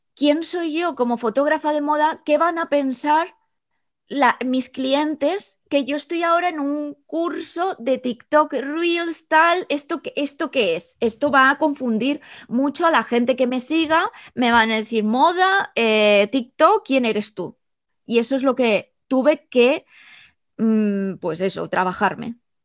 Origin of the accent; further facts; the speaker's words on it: El Campello, Valencian Community, Spain; moved away as an adult; also born or lived in Edinburgh, United Kingdom; now in London, United Kingdom; soy de El Campello, un pueblo de Alicante en España